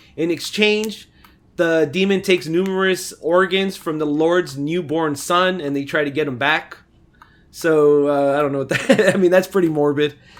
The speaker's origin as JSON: {"language": "English", "country": "United States", "said": "grew up in America"}